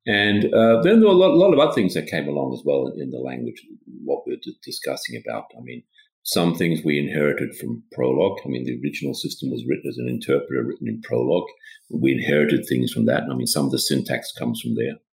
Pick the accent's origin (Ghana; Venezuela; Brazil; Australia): Australia; also born or lived in Sweden; now in Stockholm, Sweden; Well, I'm Swedish, but I, my, I grew up in Australia because my father was working there for a Swedish, Swedish company.